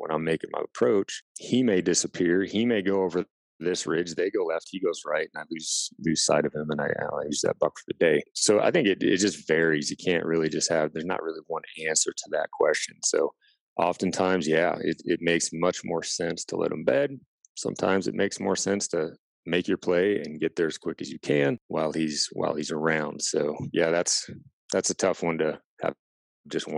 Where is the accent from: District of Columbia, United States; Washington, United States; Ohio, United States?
Washington, United States; I grew up in Washington State